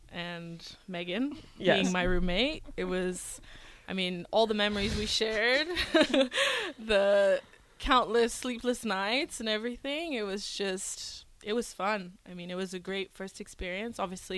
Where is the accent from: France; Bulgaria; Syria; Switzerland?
Syria; Damascus, Damascus Governorate; born there; also born or lived in Venezuela / Houston, United States / New Zealand / Brunei; So I was born in the Middle East in Syria, Damascus, and I've lived everywhere growing up. So after Syria, we went to Venezuela in South America. Then we went to Houston, Texas, New Zealand, and Brunei, which is in Southeast Asia.